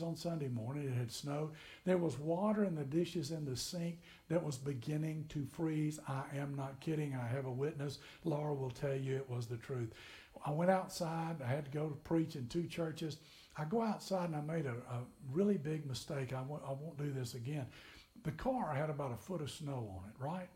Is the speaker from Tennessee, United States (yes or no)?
yes; McMinnville, Tennessee, United States; now in Kentucky, United States; I grew up in Tennessee in McMinnville